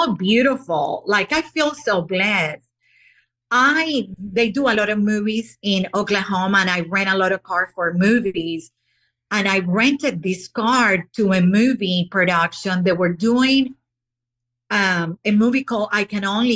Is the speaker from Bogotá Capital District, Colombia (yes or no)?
no; Barranquilla, Atlántico, Colombia; now in United States; in Barranquilla, Colombia, my hometown